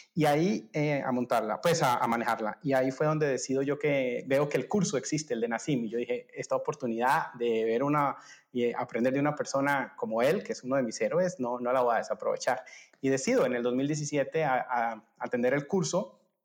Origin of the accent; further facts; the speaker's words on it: Colombia; moved away as an adult; also born or lived in Germany; yo soy colombiano